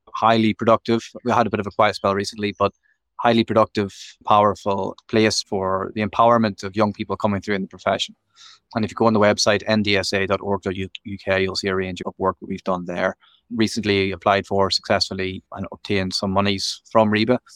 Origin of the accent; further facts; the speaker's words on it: Belfast, Northern Ireland, United Kingdom; moved away; also born or lived in Nottinghamshire; I'm originally from Belfast, and I studied over here